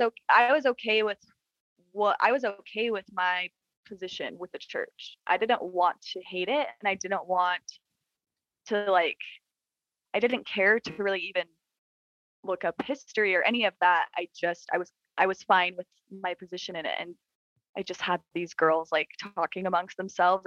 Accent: Utah, United States; So I was born in Utah

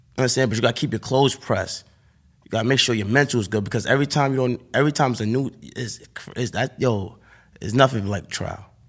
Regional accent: New York City, New York, United States; I'm from Harlem

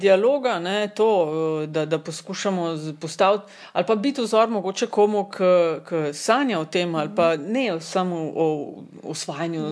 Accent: Kočevje, Slovenia; prihajam iz Kočevja, ki je one of the coldest regions in Slovenija

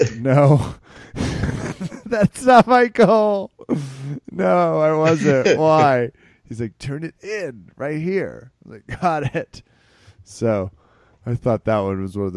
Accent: Kansas, United States; the masculinity environment in which I was raised in Kansas.

